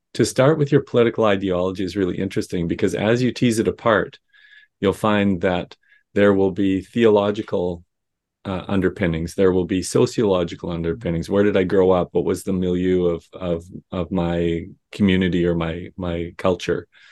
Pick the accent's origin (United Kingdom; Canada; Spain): Canada; Saskatchewan; growing up in Saskatchewan